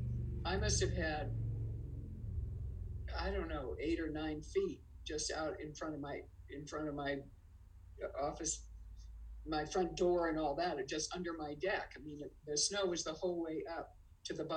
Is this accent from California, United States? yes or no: yes; San Francisco, California, United States; now in Lake Tahoe, United States; I was born and raised in San Francisco, but boy, this is home